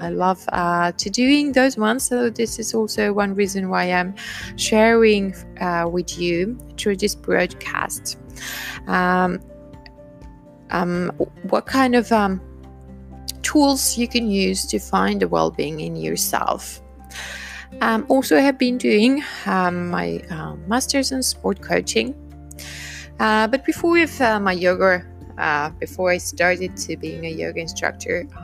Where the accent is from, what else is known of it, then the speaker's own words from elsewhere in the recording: Finland; I am from Finland